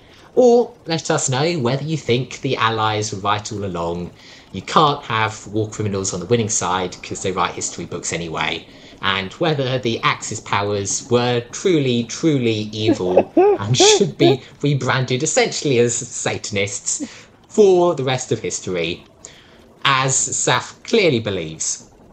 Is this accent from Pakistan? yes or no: no; Australia; And I come from Australia.